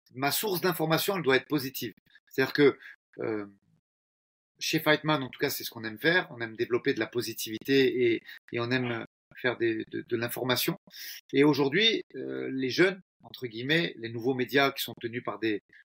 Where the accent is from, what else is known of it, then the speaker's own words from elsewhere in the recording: France; Chez nous, en France